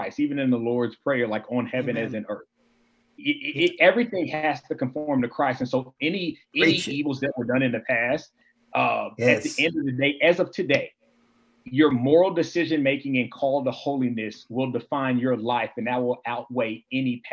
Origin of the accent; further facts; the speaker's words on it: Houston, Texas, United States; growing up in Houston, Texas, there's a lot of Hispanic families